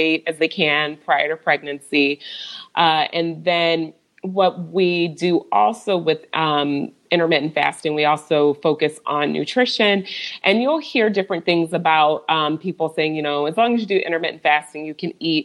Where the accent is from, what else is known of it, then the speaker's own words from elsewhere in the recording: Michigan, United States; now in Overland Park, United States; I'm originally from Michigan